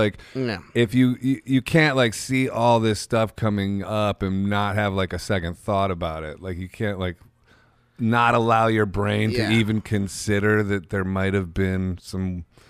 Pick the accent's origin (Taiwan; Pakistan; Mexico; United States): United States; Ohio; I'm from Ohio, by the way.